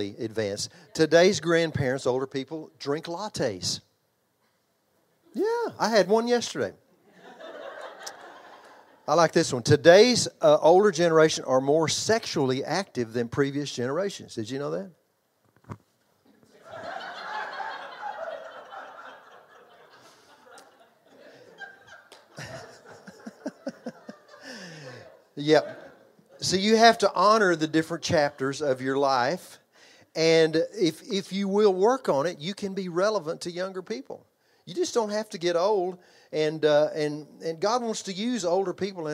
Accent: Texas, United States; accent: Texas; I grew up in Texas

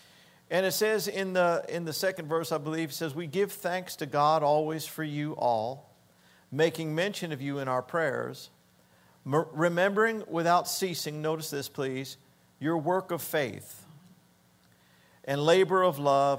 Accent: Denver, Colorado, United States; I'm from Denver. We're from Denver.

